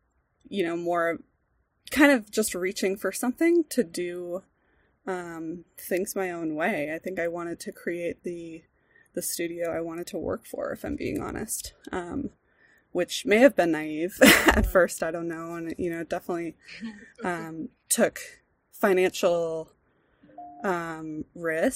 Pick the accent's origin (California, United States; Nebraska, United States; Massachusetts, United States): Massachusetts, United States; Boston; moved away as an adult; also born or lived in Rhode Island; now in Central Oregon, United States; I grew up in the Boston area in Massachusetts. I was born in the city, grew up outside of it in suburban, kind of north of Boston